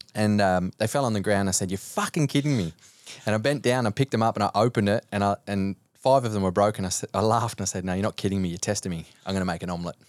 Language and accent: English; Cobar, New South Wales, Australia; moved away as an adult; also born or lived in Sweden; now in Gold Coast, Australia; growing up in Cobar until I was almost eighteen years old